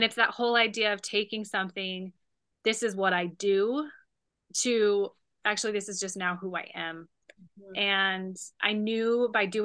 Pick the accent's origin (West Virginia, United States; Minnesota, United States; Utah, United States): Utah, United States; also born or lived in California; now in Wisconsin, United States; originally I'm from Utah. And so I grew up with all four seasons, but coming from California